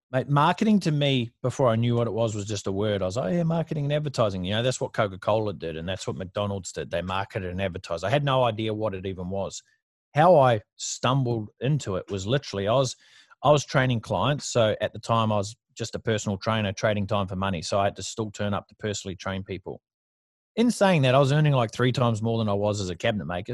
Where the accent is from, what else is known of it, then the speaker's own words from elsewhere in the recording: New Zealand; moved away as an adult; now in Gold Coast, Australia; I moved from New Zealand, which is where I grew up, moved from New Zealand to surface paradise in the Gold Coast.